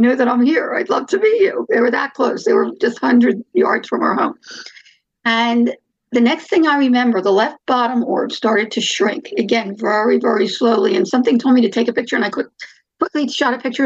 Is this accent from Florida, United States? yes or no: no; Philadelphia, Pennsylvania, United States; now in Phoenix, United States; We were both born and raised in Philadelphia. We moved out here in 1980.